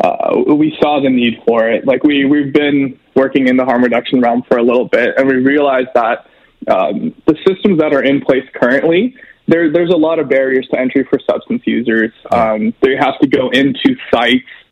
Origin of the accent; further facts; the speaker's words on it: Edmonton, Alberta, Canada; I grew up here in Millwoods. I've been in Edmonton my whole life